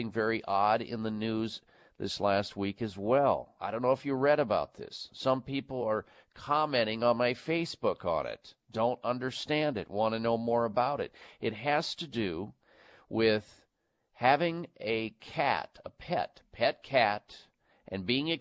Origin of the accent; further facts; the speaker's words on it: Midwest, United States; Growing up in the Midwest